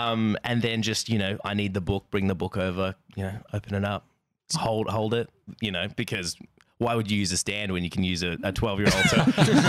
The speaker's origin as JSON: {"language": "English", "town": "Bendigo", "region": "Victoria", "country": "Australia", "tie": "born or raised there", "said": "I grew up in Bendigo"}